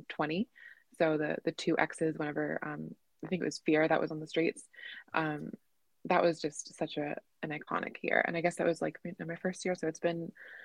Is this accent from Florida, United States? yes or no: yes; Orlando, Florida, United States; growing up in Orlando